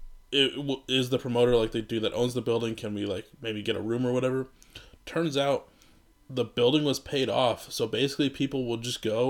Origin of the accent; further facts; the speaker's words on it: Iowa, United States; now in Minneapolis, United States; we're from Iowa.